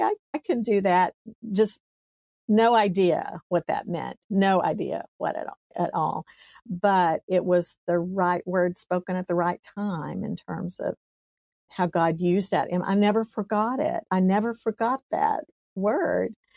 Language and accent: English; East Tennessee, United States; I grew up in East Tennessee. So I tell people I'm a hillbilly. I came from the hills of East Tennessee in a little tiny town.